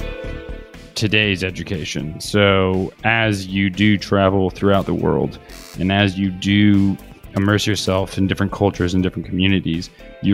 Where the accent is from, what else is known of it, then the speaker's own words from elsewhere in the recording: Kansas City, Missouri, United States; moved away as an adult; also born or lived in Australia; now in Barcelona, Spain; And although I am from Kansas City, I've been living in Barcelona for the past year